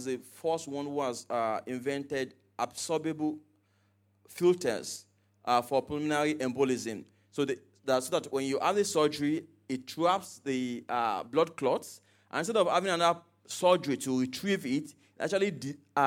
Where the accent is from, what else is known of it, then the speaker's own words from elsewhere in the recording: Nigeria; I was from Nigeria